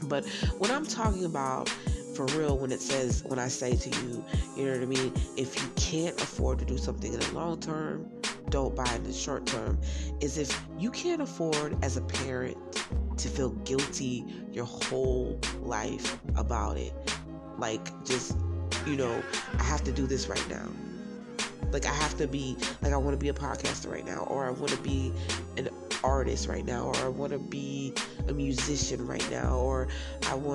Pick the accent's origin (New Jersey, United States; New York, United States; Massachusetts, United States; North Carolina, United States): New Jersey, United States; Browns Mills; also born or lived in Newark, New Jersey; now in Statesboro, Georgia, United States; Even though I stay in Statesboro, Georgia, I am originally from Browns Mills, New Jersey, born in Newark, New Jersey